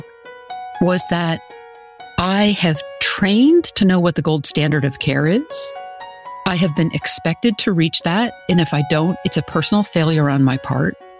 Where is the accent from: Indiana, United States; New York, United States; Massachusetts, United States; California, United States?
Massachusetts, United States; Western; I grew up in Massachusetts, out in Western Massachusetts